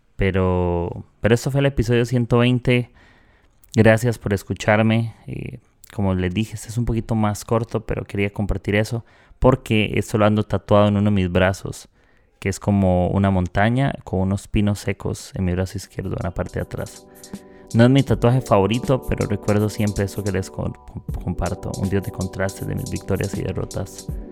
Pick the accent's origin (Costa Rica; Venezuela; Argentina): Costa Rica; accent: tico; moved away as an adult; now in Peru; soy de Costa Rica, vivo en Perú, eh, a los de Costa Rica nos dicen ticos y no sabemos pronunciar bien la letra R